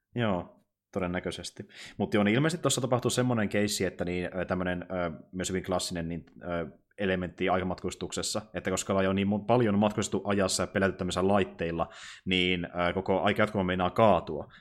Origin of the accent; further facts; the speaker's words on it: Kokkola, Central Ostrobothnia, Finland; now in Jyväskylä, Finland; mä kuitenkin alun perin en ole asunut Jyväskylässä. Mä kuitenkin asunut mm-hmm. niin, suurin osa elämästäni tuolla Kokkolassa